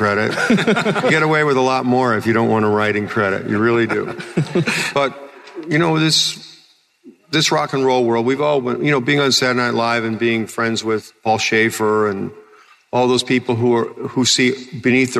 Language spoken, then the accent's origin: English; Chicago, Illinois, United States; I grew up in a sort of, I came from Chicago